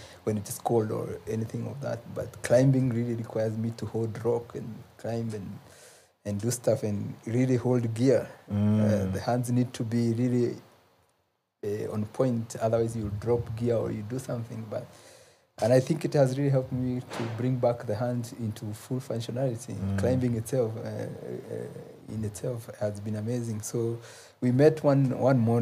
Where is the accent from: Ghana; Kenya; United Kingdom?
Kenya; Nyeri side of the Aberdares, Nyeri County; I grew up in the Ulaya side of the Abadeas, mm-hmm. the Nyeri side of the Abadeas